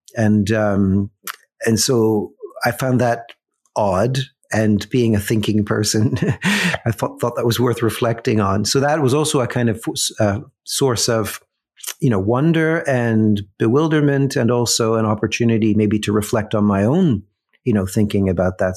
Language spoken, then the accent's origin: English; Mississauga, Ontario, Canada; I grew up in Mississauga